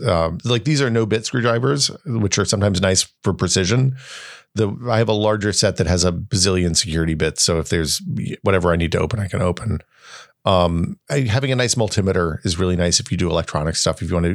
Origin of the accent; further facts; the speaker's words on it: Tennessee, United States; But dude, I grew up in Northeast Tennessee, so I don't know.